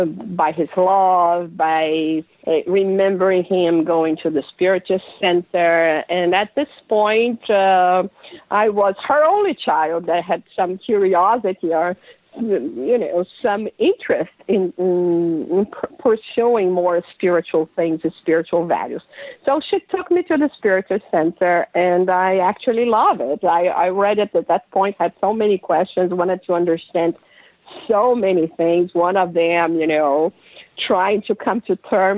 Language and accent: English; Brazil; first language Portuguese; English is a second language; moved away as an adult; also born or lived in London, United Kingdom / Miami, United States; now in New York City, United States; I grew up in Brazil, and 26 years ago, my husband was transferred because of his work to London